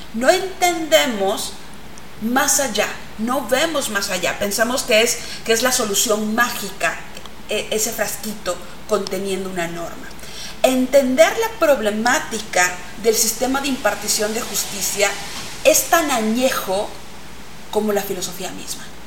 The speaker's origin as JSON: {"language": "Spanish", "country": "Mexico", "said": "ese patrimonio que tenemos dentro de nuestro haber como mexicanos"}